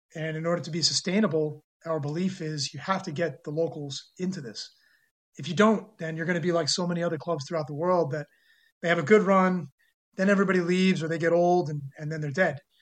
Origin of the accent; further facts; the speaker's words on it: New York City, New York, United States; also born or lived in San Francisco, California / northern New Jersey / Korea; I was born in San Francisco, California, but moved to New York when I was two and was raised there in the New York City area eh, in New York and then moved to northern New Jersey, about 10 minutes from Manhattan when I was 11